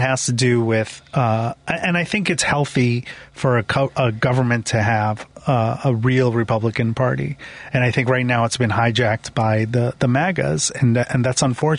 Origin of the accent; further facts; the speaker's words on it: Oak Brook, Illinois, United States; I grew up in Oak Brook, Illinois